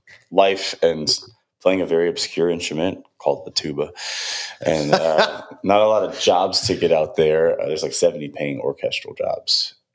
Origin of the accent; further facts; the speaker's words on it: Detroit, Michigan, United States; moved away as an adult; If I make it short, I am from Detroit, Michigan.